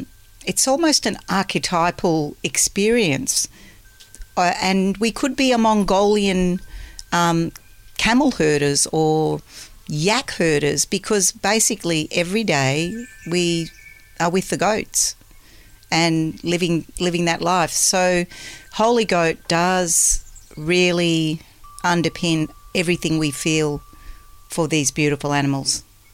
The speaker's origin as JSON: {"language": "English", "town": "Melbourne", "region": "Victoria", "country": "Australia", "tie": "born or raised there", "said": "I grew up in Melbourne where the orchards used to be, and they were, you know, turning into housing estates."}